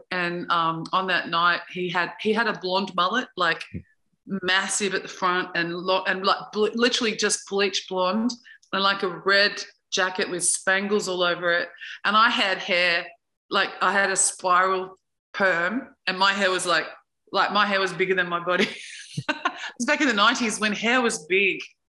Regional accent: Toowoomba, Queensland, Australia; moved away as an adult; also born or lived in Sydney, Australia; now in Central Coast, New South Wales, Australia; when I was growing up in Toowoomba

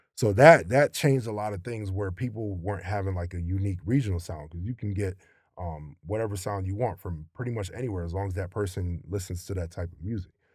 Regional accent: Maryland, United States; growing up in Maryland

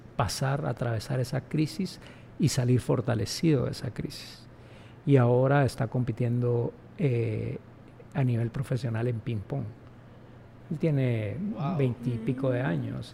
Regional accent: Guatemala; also born or lived in London; Yo no nací en Francia, yo no nací en Argentina, yo nací en Guatemala y este es mi entorno

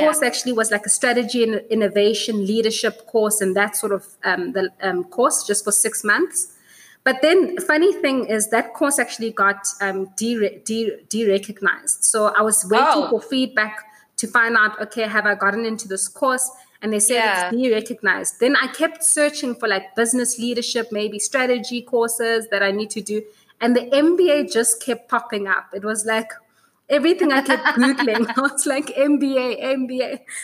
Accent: South Africa; as a South African

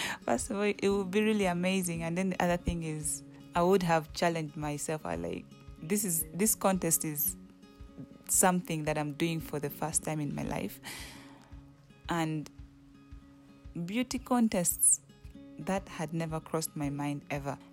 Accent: Uganda; moved away as an adult; now in Kenya; I'm from Uganda

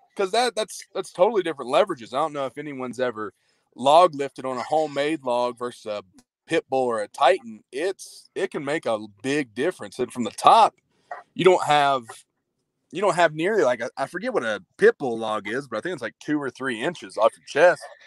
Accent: Murray, United States; anybody in my hometown or back home in Murray

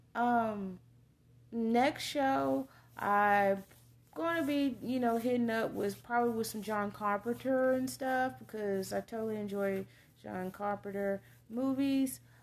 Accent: Texas, United States; come from a very rural small, uh, Texas town

